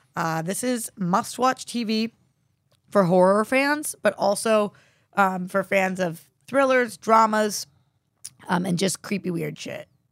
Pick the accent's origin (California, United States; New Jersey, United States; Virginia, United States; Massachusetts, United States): Massachusetts, United States; Newton; moved away as an adult; now in Los Angeles, United States; I'm from Newton, and we were one of the cities that was shut down